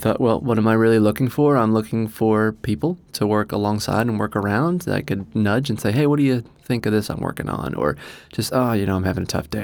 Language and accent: English; New Jersey, United States; moved away as an adult; also born or lived in Australia; now in Doylestown, United States; I'm from New Jersey originally